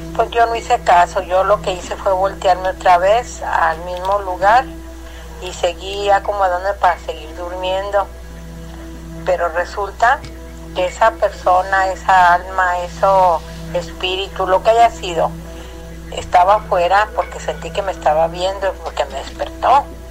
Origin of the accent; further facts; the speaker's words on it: Durango, Mexico; moved away; also born or lived in Mexico City; yo nací en Durango